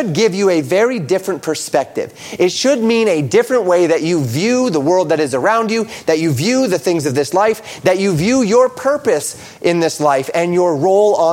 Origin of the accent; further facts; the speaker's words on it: United States; We as American Christians have been blessed to live in a land